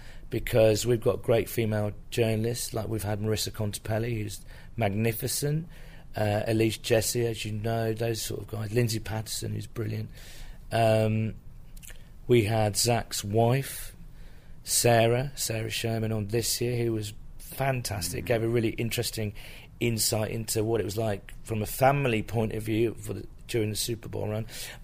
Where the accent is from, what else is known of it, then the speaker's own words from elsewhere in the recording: United Kingdom; being British